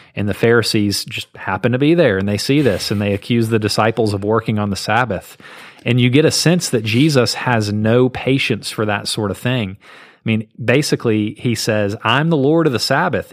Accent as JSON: {"language": "English", "region": "Southeast", "country": "United States", "tie": "born or raised there", "said": "I grew up in the Southeast"}